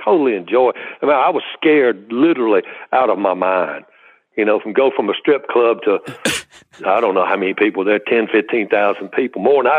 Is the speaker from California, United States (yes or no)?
no; Mississippi, United States; moved away; growing up in Mississippi, the characters I knew, the musical influences